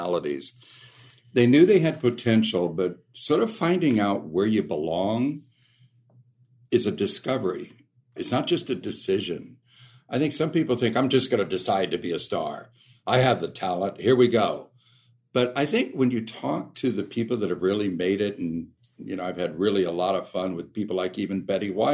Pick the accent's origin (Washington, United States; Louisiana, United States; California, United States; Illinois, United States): California, United States; Modesto; I grew up in Modesto, California